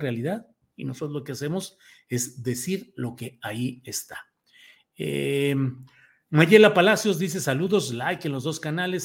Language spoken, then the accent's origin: Spanish; Torreón, Coahuila, Mexico; Cuando yo estaba chavito y bueno, nací en Torreón, Coahuila